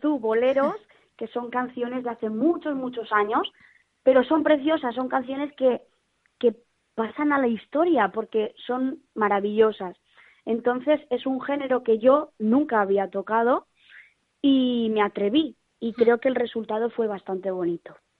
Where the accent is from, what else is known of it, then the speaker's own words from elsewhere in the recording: Valencia, Valencian Community, Spain; yo Valencia eh, me considero muy, muy valenciana, la tengo en mi alma y en mi corazón